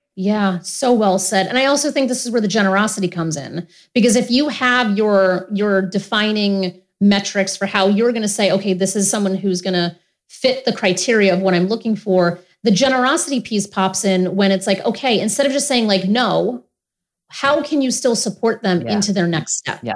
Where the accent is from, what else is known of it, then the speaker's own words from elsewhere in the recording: Rhode Island, United States; I grew up in Rhode Island, and I come from a pretty dysfunctional family